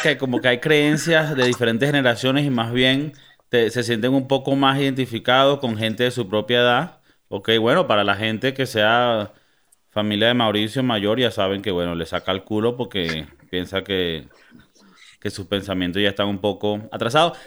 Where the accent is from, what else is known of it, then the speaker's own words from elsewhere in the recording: Valencia, Carabobo, Venezuela; moved away; yo devolviéndome a mi ciudad natal, Valencia, donde somos los hombres versátiles